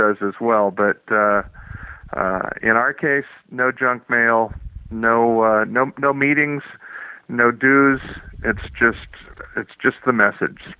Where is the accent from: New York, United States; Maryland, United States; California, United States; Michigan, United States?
California, United States; I'm from California